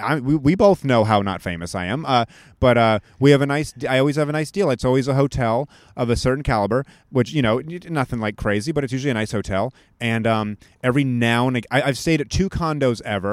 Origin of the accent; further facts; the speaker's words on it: East Coast, United States; moved away as an adult; also born or lived in New York; now in Los Angeles, United States; I'm from the East Coast.